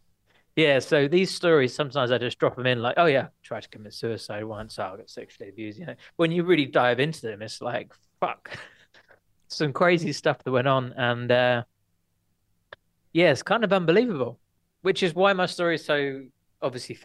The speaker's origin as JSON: {"language": "English", "town": "Watford", "region": "East of England", "country": "United Kingdom", "tie": "born or raised there", "also_born_or_lived": "Portsmouth", "moved": "as an adult", "said": "I was brought up in Watford, just outside North London"}